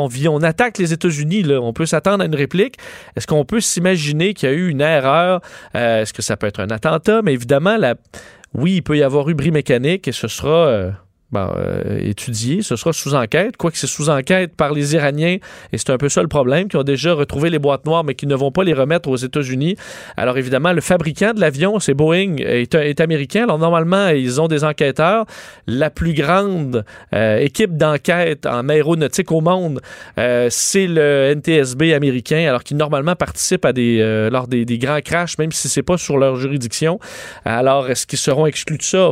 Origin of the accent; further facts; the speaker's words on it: Canada; chez nous au Canada